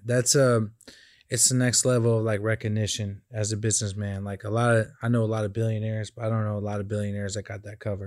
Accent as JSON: {"language": "English", "region": "California", "country": "United States", "said": "I'm from Cali"}